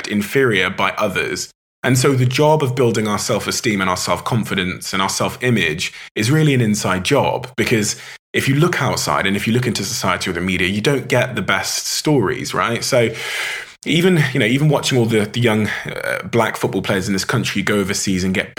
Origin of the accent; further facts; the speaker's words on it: Plymouth, South West England, United Kingdom; my hometown in Plymouth